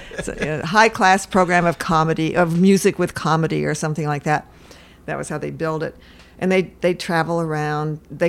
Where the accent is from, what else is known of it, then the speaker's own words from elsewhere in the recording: California, United States; also born or lived in Seattle; I'm from Washington State in California. I was born in Seattle.